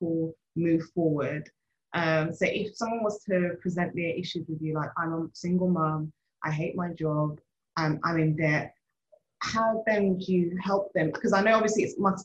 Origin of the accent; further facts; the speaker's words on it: Nigeria; I'm Nigerian